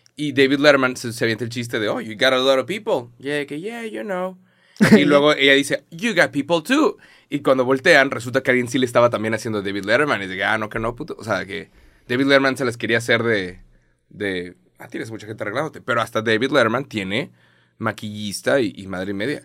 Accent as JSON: {"language": "Spanish", "town": "Monterrey", "region": "Nuevo León", "country": "Mexico", "said": "soy de Monterrey"}